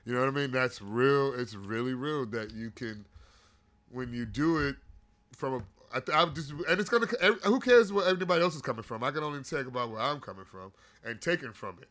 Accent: Gary, Indiana, United States; I grew up in Gary, Indiana, and there was some deep pain in that motherfucker

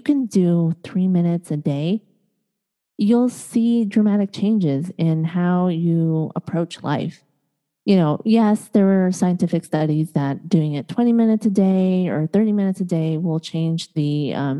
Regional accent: Chicago, Illinois, United States; also born or lived in East Coast, United States; now in Los Angeles, United States; I was born and raised in Chicago

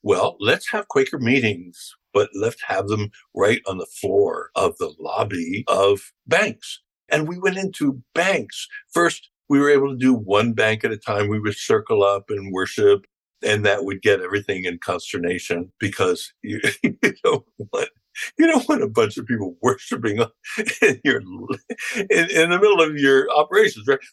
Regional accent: Philadelphia, Pennsylvania, United States; I'm from Philadelphia

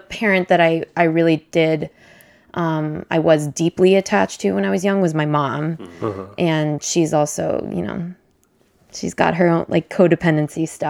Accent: Berkeley, California, United States; I come from Berkeley, so like it's like one of the more LGBTQ inclusive places you could live

